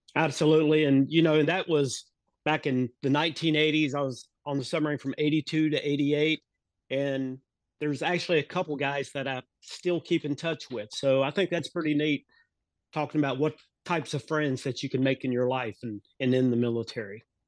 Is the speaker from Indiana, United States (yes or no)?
no; Mooresville, North Carolina, United States; also born or lived in Charleston, South Carolina / Charlotte, North Carolina; I grew up in Mooresville, North Carolina. Um, I was here my entire life until I graduated high school in nineteen eighty-two.